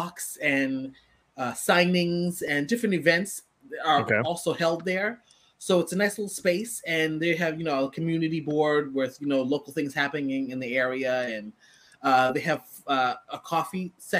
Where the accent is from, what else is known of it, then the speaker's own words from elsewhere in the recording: New York, United States; I'm from New York